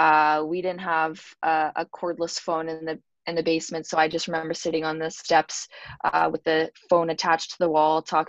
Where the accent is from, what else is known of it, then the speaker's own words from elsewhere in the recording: St. Catharines, Ontario, Canada; moved away as an adult; the actual school being so close to my hometown, St. Catharines